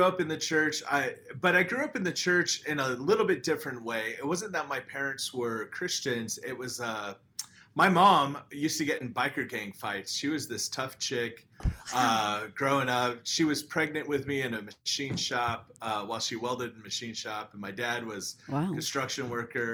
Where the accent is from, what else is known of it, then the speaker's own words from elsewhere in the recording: Phoenix, Arizona, United States; eight years old, grew up in Phoenix, Arizona